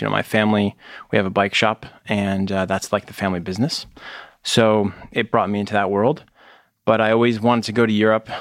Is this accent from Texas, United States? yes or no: no; Connecticut, United States; moved away as an adult; also born or lived in Vermont; now in Boston, United States; I grew up in Connecticut, um, basically through high school